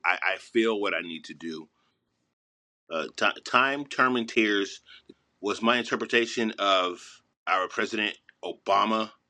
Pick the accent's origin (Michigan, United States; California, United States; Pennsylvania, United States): California, United States; Los Angeles; I'm from Mid City, Los Angeles